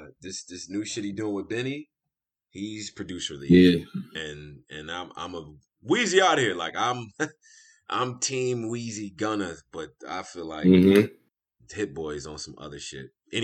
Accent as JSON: {"language": "English", "town": "Rochester", "region": "New York", "country": "United States", "said": "my street in Rochester."}